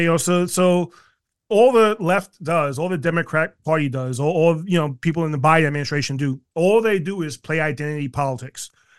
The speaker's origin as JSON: {"language": "English", "town": "New York City", "region": "New York", "country": "United States", "tie": "born or raised there", "said": "You know, I grew up in South Jamaica, Queens, which was a rough area, still is."}